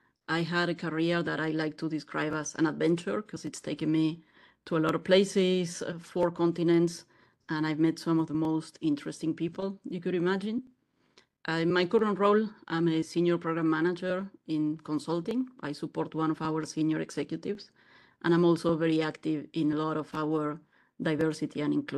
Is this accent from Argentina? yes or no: yes; Argentina; moved away as an adult; I was born in Argentina. Went to college in Argentina and started my career in Argentina. I come from a family that's also half Italian. My grandparents were immigrants from Italy.